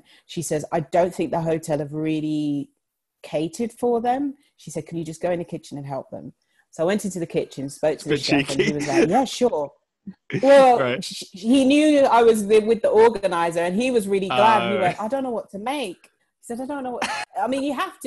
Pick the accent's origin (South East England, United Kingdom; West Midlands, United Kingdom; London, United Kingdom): London, United Kingdom; I was born and raised in London